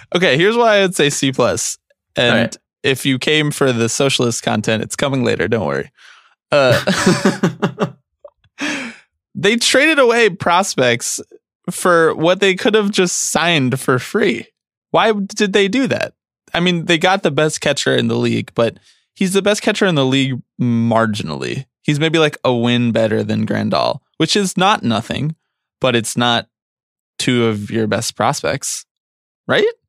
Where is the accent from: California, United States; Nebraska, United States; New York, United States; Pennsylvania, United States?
Pennsylvania, United States; Philadelphia; accent: Philly; my Philly accent